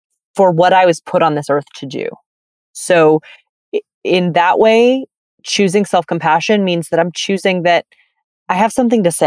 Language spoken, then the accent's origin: English; Birmingham, Alabama, United States; also born or lived in San Francisco; now in New York City, United States; I grew up in Birmingham, Alabama, right? So it was a very deep South context